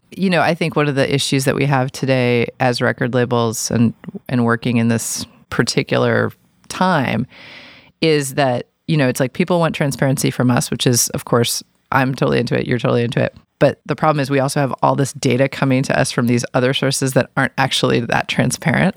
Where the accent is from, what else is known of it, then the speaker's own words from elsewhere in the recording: New York City, New York, United States; moved away; I grew up in New York City